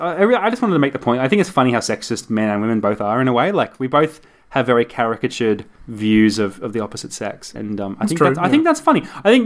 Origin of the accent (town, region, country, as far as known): Gold Coast, Queensland, Australia